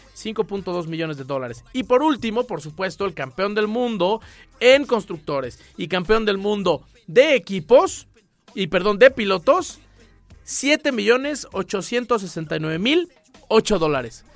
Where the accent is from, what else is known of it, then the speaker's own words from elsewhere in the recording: Mexico; todos como mexicanos